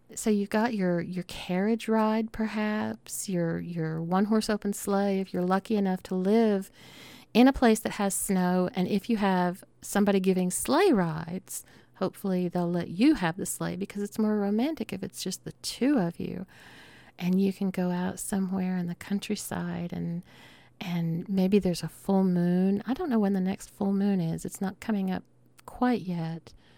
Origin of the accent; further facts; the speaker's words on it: Southern United States, United States; accent: Southern; my Southern accent